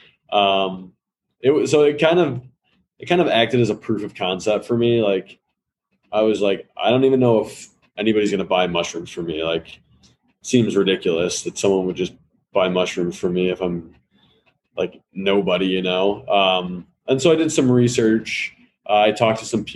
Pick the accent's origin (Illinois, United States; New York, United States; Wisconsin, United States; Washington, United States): Illinois, United States; Hoffman Estates; I grew up in Hoffman Estates, so northwest suburbs of Chicago